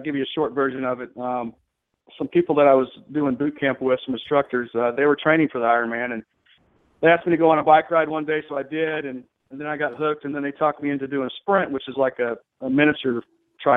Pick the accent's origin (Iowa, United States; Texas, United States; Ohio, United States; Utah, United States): Texas, United States; I'm from Texas, so I drink Bud Light